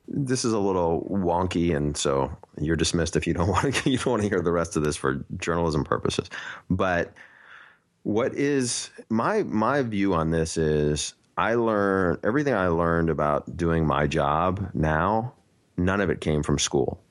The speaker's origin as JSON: {"language": "English", "region": "New York", "country": "United States", "tie": "born or raised there", "said": "I grew up in New York"}